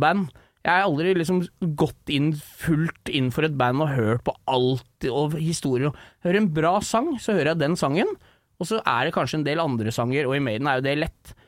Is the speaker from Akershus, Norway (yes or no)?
yes; Rælingen, Akershus, Norway; jeg er eh, fra Rælingen, holdt jeg på å si, ute ved Lillestrøm